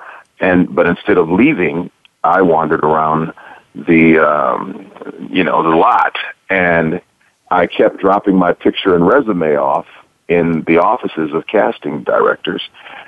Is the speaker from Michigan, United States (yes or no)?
yes; Detroit, Michigan, United States; I grew up in Detroit, and I come from a musical family.